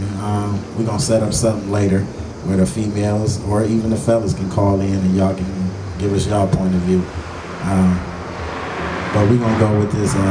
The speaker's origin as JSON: {"language": "English", "town": "Oak Park", "region": "Michigan", "country": "United States", "tie": "born or raised there", "also_born_or_lived": "Detroit", "said": "I was born in Detroit, but I grew up in Oak Park"}